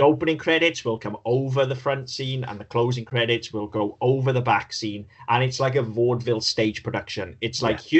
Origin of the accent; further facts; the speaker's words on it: United Kingdom; we're British